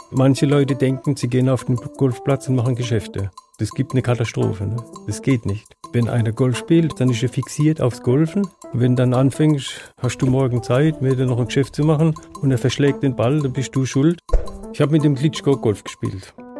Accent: Östringen, Baden-Württemberg, Germany; in dem Ort, wo ich geboren bin, in Östringen oder immer noch lebe

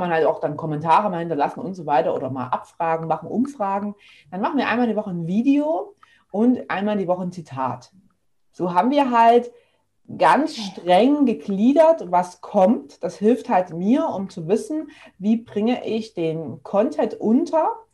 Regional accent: near Leipzig, Saxony, Germany; moved away as an adult; now in Stuttgart, Germany; Ich komme ursprünglich aus der Nähe von Leipzig, wohne aber jetzt schon seit fast zehn Jahren in Stuttgart

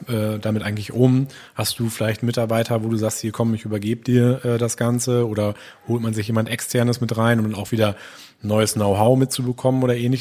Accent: Gronau, North Rhine-Westphalia, Germany; now in Ochtrup, Germany; ich bin auch äh, gebürtiger Gronauer, wohne momentan in Ochtrup

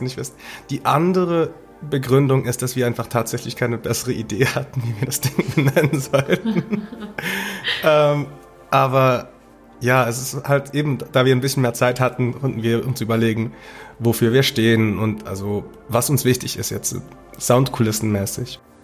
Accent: Basel, Basel-Stadt, Switzerland; meiner Heimatstadt Basel

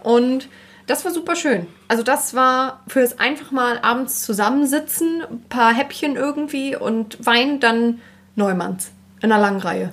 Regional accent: Berlin, Germany; now in Hamburg, Germany; Ursprünglich komme ich ja aus Berlin

